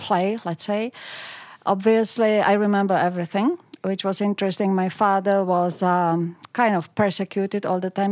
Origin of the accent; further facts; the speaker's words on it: Pilsen, Plzeň Region, Czechia; moved away as an adult; now in Australia; I grew up in, uh, Pilsen, which is a city close to the West German